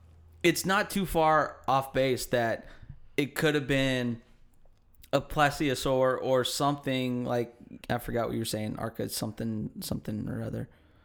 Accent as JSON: {"language": "English", "town": "Hayward", "region": "California", "country": "United States", "also_born_or_lived": "Oakland", "said": "I'm from Hayward."}